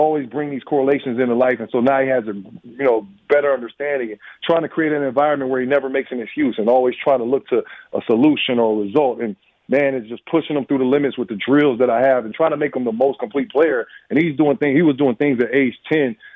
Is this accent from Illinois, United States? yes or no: yes; Illinois, United States; moved away as an adult; now in Madison, United States; I'm from Illinois